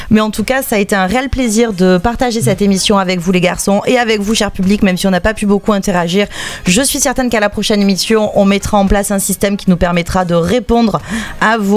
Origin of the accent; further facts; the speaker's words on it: Marseille, Provence-Alpes-Côte d'Azur, France; on n'était pas de différents quartiers, on était de Marseille.